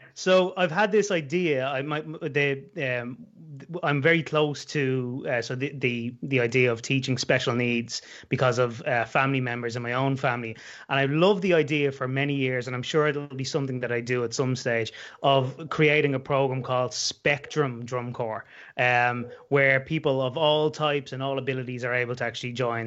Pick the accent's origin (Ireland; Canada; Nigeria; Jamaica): Ireland; Dublin, Leinster; moved away as an adult; also born or lived in west coast of Ireland; now in West coast, Ireland; I'm from Dublin, capital city, but I'm living on the west coast of Ireland these days.